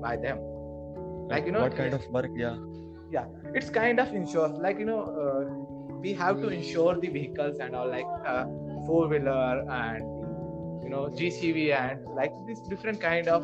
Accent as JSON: {"language": "English", "town": "Indore", "region": "Madhya Pradesh", "country": "India", "said": "I am from Indore"}